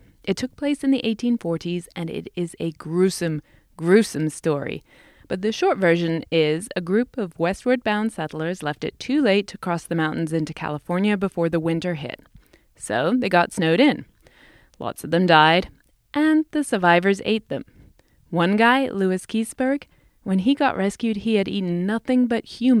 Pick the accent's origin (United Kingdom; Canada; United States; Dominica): United Kingdom; England; although growing up in England, we didn't go trick-or-treating or dress up or anything.